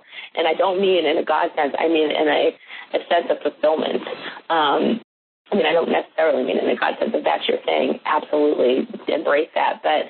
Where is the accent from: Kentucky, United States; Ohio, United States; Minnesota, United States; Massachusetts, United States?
Massachusetts, United States; Boston; now in Mississippi, United States; And the students in Mississippi, where I live currently, I'm a transplant from Boston.